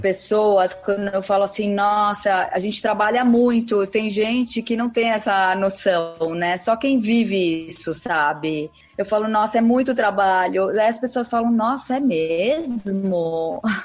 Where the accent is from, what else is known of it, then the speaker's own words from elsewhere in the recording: São Paulo, Brazil; nasci em São Paulo